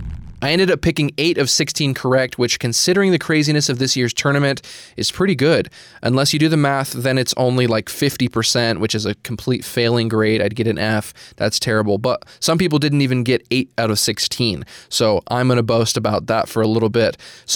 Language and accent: English; New Mexico, United States; because I'm from New Mexico